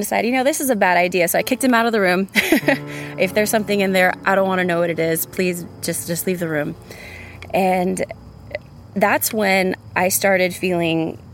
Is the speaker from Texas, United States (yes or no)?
yes; San Antonio, Texas, United States; now in Austin, United States; I'm originally from San Antonio, Texas